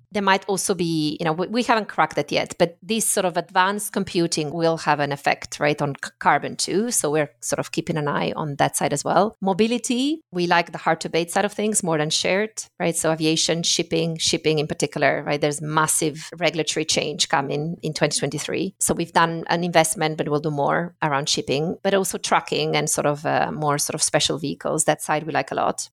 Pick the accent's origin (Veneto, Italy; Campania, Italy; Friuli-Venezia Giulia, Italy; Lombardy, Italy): Friuli-Venezia Giulia, Italy; English is a second language; also born or lived in Middle East; now in London, United Kingdom; I grew up in the north of Italy, but in a sort of ethnic minority. So, you know, when you go to school and everything is bilingual, so that's the sort of northeastern